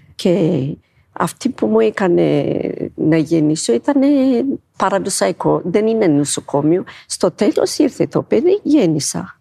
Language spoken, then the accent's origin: Greek; Ethiopia; Greek is a second language; moved away as an adult; now in Greece; είμαι από την Αιθιοπία και είμαι 54 χρόνων